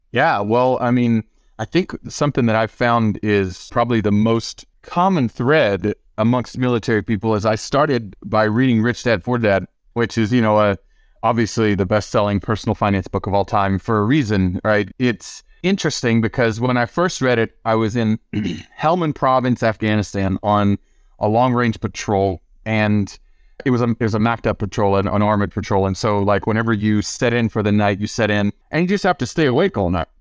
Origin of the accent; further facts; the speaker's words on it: the South, United States; I grew up in the South, in a poor part of the country, in a poor part of the state on wick and food stamps